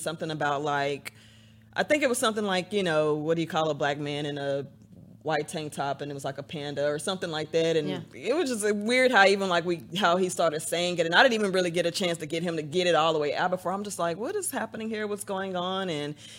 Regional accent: Dallas, Texas, United States; I grew up partially in North Dallas, and then we moved to Northeast Dallas, where my mom still lives over by White Rock Lake

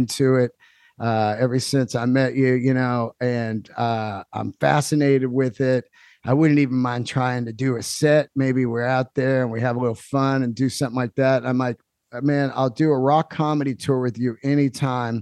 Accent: San Francisco, California, United States; our hometown of San Fran. We're both from San Francisco

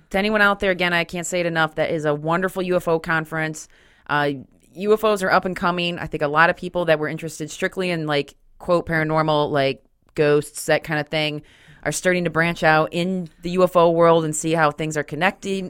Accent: Grand Haven, Michigan, United States; also born or lived in Detroit, Michigan; I'm from Grand Haven, so just across from Lake Michigan

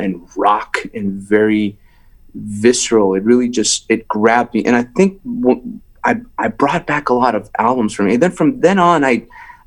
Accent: South Texas, United States; accent: Southern drawl; also born or lived in Tehran, Iran; I'm from South Texas

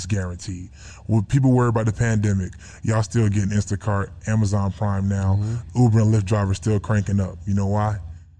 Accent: Philadelphia, Pennsylvania, United States; now in Atlanta, United States; I'm from Philly.

